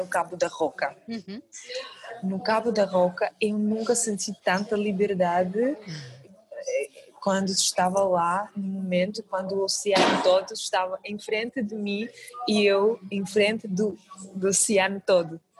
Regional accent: Kazakhstan; Portuguese is a second language; moved away as an adult; now in Portugal; realmente sou de, do Cazaquistão, é uma terra super longe daqui

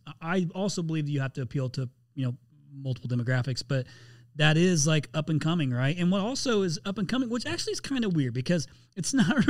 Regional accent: Indiana, United States; moved away; a fellow Hoosier. So for those who don't know, I'm from Indiana originally, the Hoosier State.

